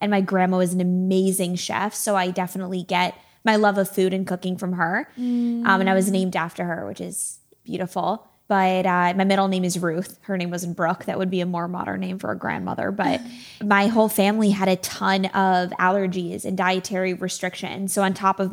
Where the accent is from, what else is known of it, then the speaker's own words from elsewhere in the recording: right outside of Springfield, Massachusetts, United States; moved away as an adult; also born or lived in Syracuse, New York; now in Los Angeles, United States; I grew up right outside of Springfield, Massachusetts